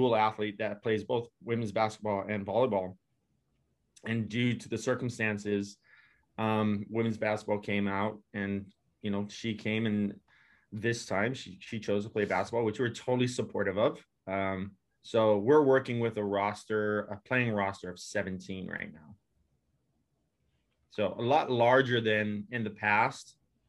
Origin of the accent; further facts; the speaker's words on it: Hawaii, United States; moved away; I'm originally from Hawaii